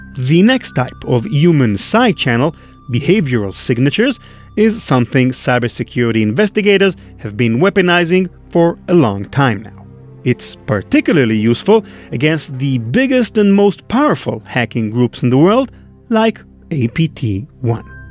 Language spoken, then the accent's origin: English; Israel; English is a second language; trying to pass as an American instead of an Israeli, which is the real case.